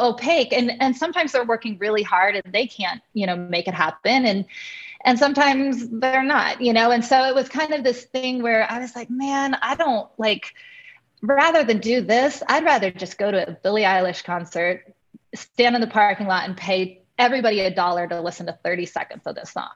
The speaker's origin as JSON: {"language": "English", "region": "Kansas", "country": "United States", "tie": "born or raised there", "said": "I'm from Kansas, from a from a ranch in Kansas originally"}